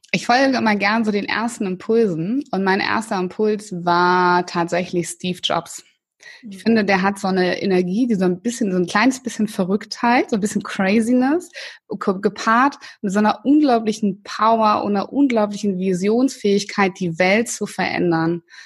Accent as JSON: {"language": "German", "region": "Northern Germany", "country": "Germany", "tie": "born or raised there", "said": "ich bin ja in Norddeutschland groß geworden"}